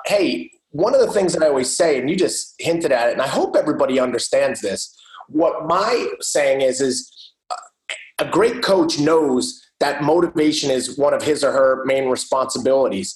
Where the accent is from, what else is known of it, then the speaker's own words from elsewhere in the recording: New Jersey, United States; I am from New Jersey